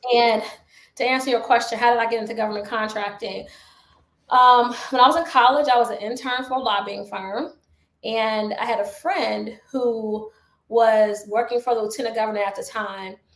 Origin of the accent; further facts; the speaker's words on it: Chicago, Illinois, United States; I'm from the south side of Chicago